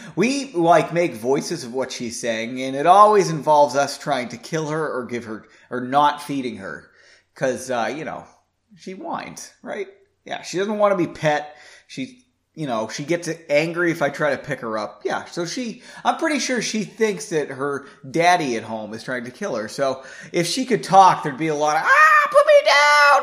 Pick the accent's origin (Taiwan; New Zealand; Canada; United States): United States; Massachusetts; moved away; I'm from Massachusetts